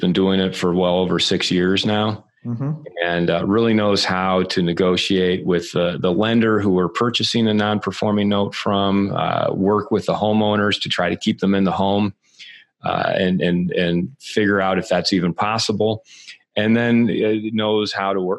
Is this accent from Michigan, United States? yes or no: yes; Michigan, United States; moved away; also born or lived in Santa Monica, California / Los Angeles; I'm from Michigan originally